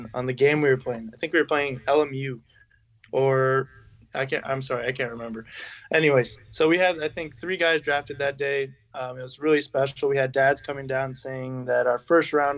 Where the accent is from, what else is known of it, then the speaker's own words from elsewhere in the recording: Sierra Madre, California, United States; also born or lived in Arcadia, California / Monrovia, California; I was born in Arcadia, California, grew up in Monrovia, California in the earlier years of my childhood, and then finally made my way to Sierra Madre, California